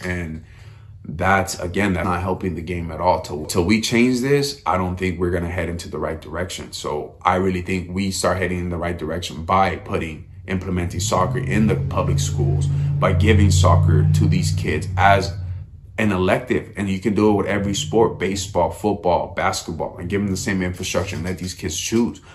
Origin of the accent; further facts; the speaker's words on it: United States; as an American